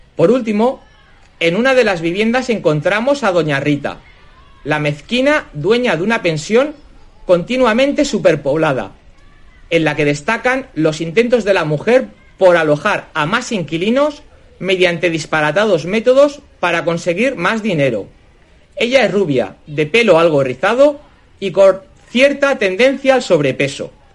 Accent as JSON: {"language": "Spanish", "town": "Barcelona", "region": "Catalonia", "country": "Spain", "tie": "born or raised there", "moved": "as an adult", "said": "a pesar de haber nacido y crecido en Barcelona, mis padres provienen del centro y del norte de España"}